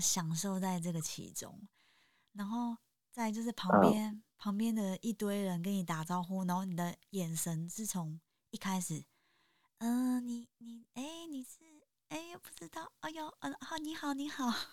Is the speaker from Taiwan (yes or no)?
yes; Taipei, Taiwan; 我自己也是在台北出生长大